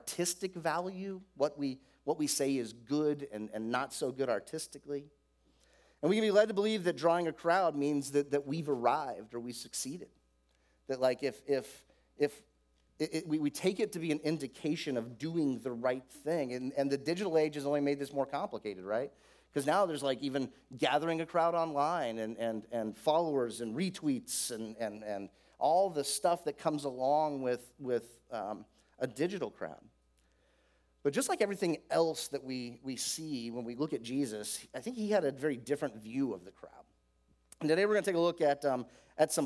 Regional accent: Florida, United States; I grew up in Florida

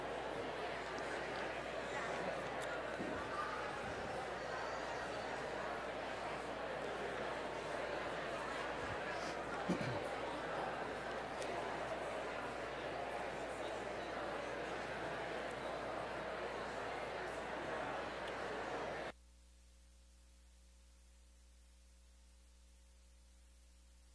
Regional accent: Southern California, United States; in the 80s, I was a young man growing up in Southern California.

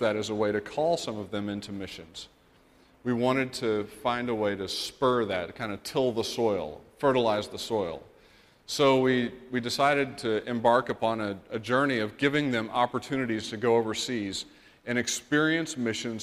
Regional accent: Amarillo, Texas, United States; moved away as an adult; now in Taichung, Taiwan; I'm from Amarillo, Texas originally, and now I live in Taichung, Taiwan

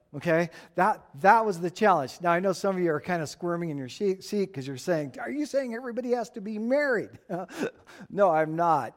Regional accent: Tucson, Arizona, United States; This is the kind of stuff I grew up playing with in Tucson.

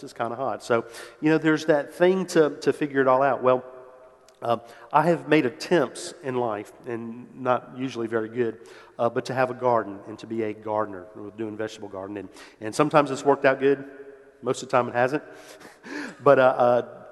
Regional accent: New Orleans, Louisiana, United States; moved away as an adult; I grew up in New Orleans, was born there, lived there until went off to college.

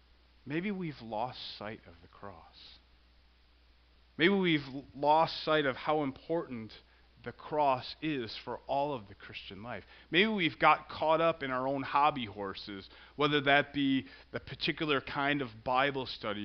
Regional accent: Central Illinois, United States; I grew up in Central Illinois

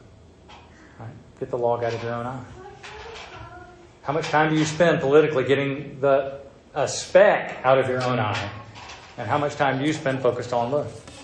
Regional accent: the South, United States; accent: southern; my southern accent

